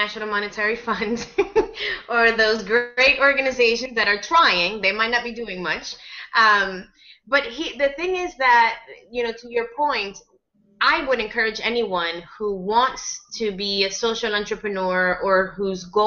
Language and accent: English; United States; I speak as an American